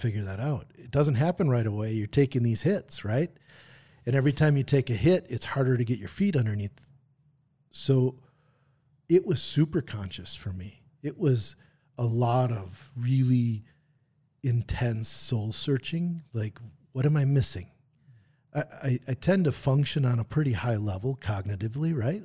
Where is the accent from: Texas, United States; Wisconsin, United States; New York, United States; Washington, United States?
Wisconsin, United States; Brookfield; also born or lived in Green Bay, Wisconsin; grew up in Brookfield, Wisconsin